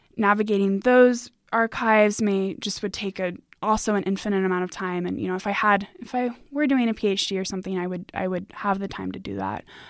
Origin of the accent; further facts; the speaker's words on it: United States; as a Hispanic woman, I you know, I grew up in America